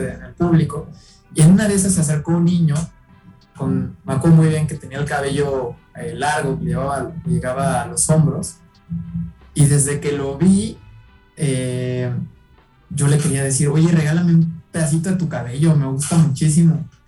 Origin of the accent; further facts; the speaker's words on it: Mexico City, Mexico; yo soy de la Ciudad de México